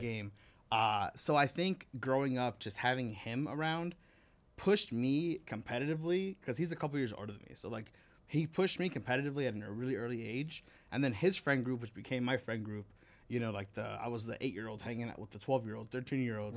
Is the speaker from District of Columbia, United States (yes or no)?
no; Miami, Florida, United States; also born or lived in New York / Oklahoma; now in Las Vegas, United States; I was born in New York. I moved to Miami when I was, like, four years old.